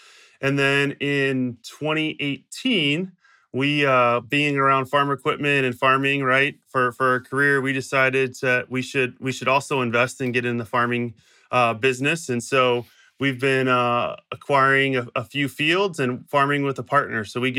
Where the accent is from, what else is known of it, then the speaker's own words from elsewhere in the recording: Illinois, United States; So I grew up in Southern Illinois, about 45 minutes south of St. Louis, Missouri, on what we'd call a hobby farm